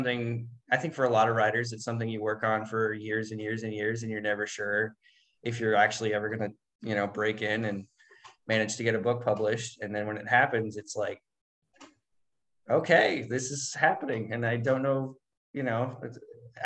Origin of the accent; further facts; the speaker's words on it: Spokane, Washington, United States; I work part time at this bookstore in Spokane